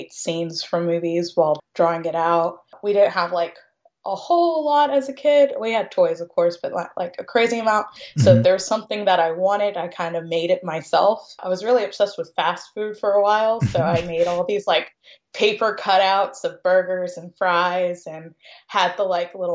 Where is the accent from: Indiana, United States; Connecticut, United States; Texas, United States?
Indiana, United States; Jeffersonville; also born or lived in Louisville, Kentucky / Sellersburg, Indiana; I was born in Louisville, Kentucky, but I was raised in Jeffersonville, Indiana, which is right across the river